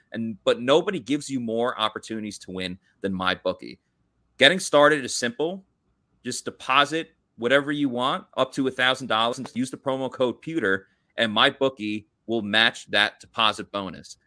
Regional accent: New York, United States; I grew up in New York

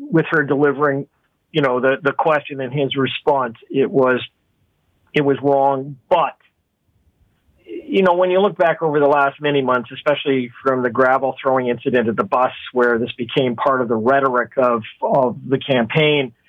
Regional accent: Canada; I'm disappointed as a Canadian

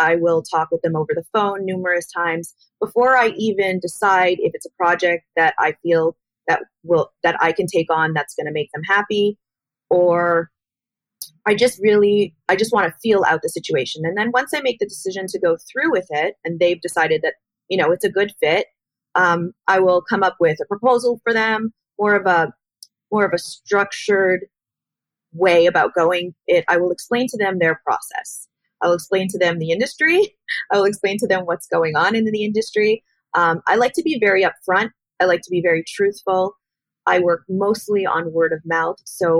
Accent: Miami Beach, Florida, United States; also born or lived in Montreal, Canada; moved down here to Florida permanently, which I grew up in Miami Beach and Montreal.

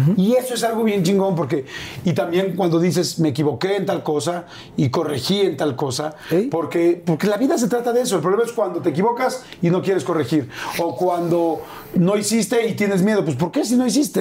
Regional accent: Mexico; esos mexicanos que somos así

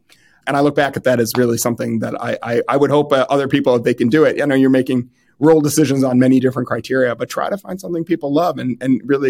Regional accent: Midwest, United States; And I came from the Midwest

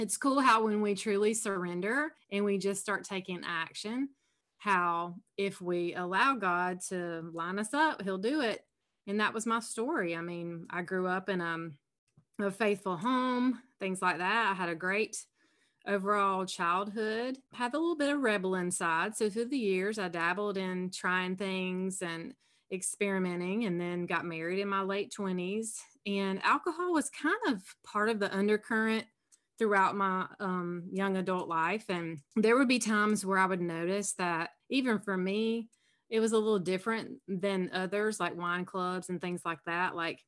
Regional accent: South Carolina, United States; accent: Southern; I'm from South Carolina. I'm sure your listeners will be able to tell there's a little Southern accent there.

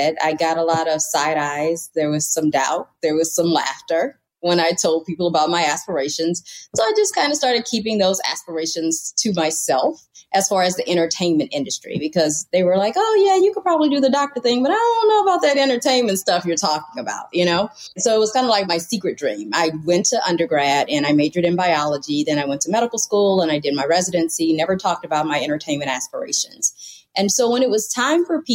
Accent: Louisiana, United States; moved away; also born or lived in Midwest / Los Angeles; I'm from Louisiana

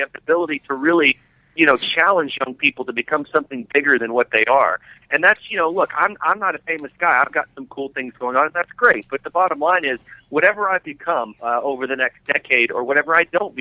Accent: Tennessee, United States; I'm from Tennessee

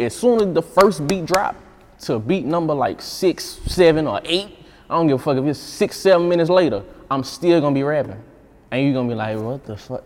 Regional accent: Baton Rouge, Louisiana, United States; I was just a regular little dirty dude from Baton Rouge. I'm just from Glen Oaks

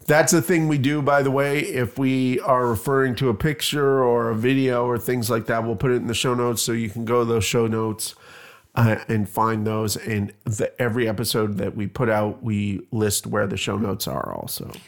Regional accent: Canada; now in Bloomington, United States; I'm Canadian

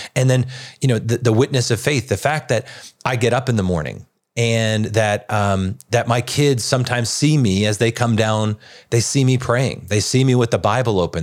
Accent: Long Island, New York, United States; I grew up in Long Island

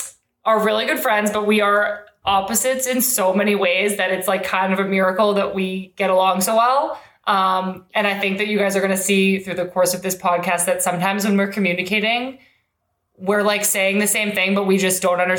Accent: Hanson, Massachusetts, United States; moved away as an adult; also born or lived in Los Angeles, California; now in Manchester, United Kingdom; Right now I'm in Manchester, but I grew up in Massachusetts. I'm from a little town called Hanson.

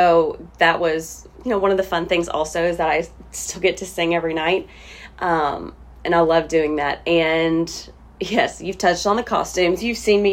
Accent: Bowling Green, Kentucky, United States; this is my hometown

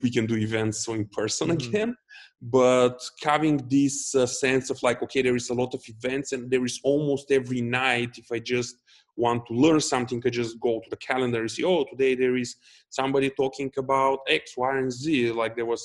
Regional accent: Dobrich, Dobrich Province, Bulgaria; also born or lived in Varna; I'm originally from Dobrich

